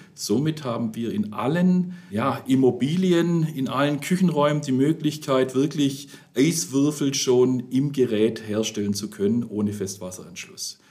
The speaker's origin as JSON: {"language": "German", "area": "the South", "region": "Southern Germany", "country": "Germany", "said": "wie man bei uns im Süden sagt"}